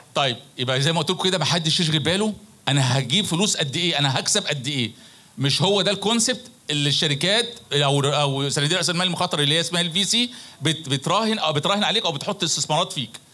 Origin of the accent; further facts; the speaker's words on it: Egypt; احنا مش ناقصنا اي حاجه كمصريين